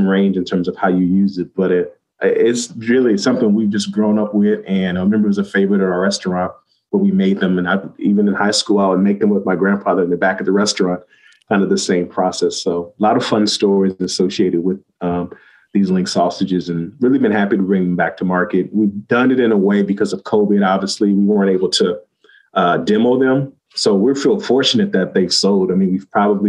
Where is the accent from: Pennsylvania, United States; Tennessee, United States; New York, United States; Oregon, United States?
Oregon, United States; Portland; where I grew up is in Southeast Portland